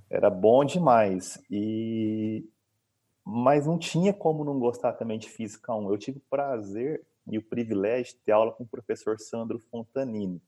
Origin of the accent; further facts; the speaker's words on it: Maringá, Paraná, Brazil; moved away as an adult; also born or lived in Boa Esperança, Paraná; now in Uberaba, Brazil; sou nascido fora, mas sou praticamente criado em Maringá.